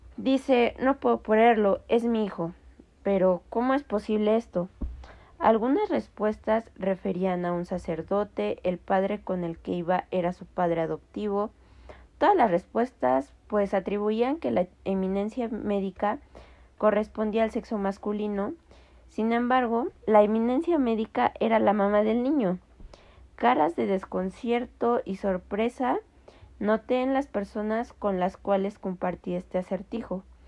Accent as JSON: {"language": "Spanish", "country": "Mexico", "said": "tenemos como cultura mexicana"}